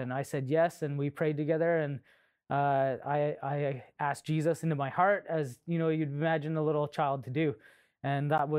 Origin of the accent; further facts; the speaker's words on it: Melfort, Saskatchewan, Canada; I was born in Melfort, Saskatchewan in February in the blizzard. And our first home was on the back of the church. So I'm the youngest of three. So here we are, small family in the back of a church in small town Saskatchewan.